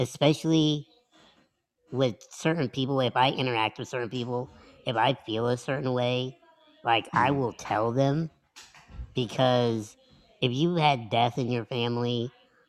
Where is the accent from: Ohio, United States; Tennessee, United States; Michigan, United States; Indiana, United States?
Indiana, United States; the Midwest /; moved away as an adult; also born or lived in Philadelphia; I'm from the Midwest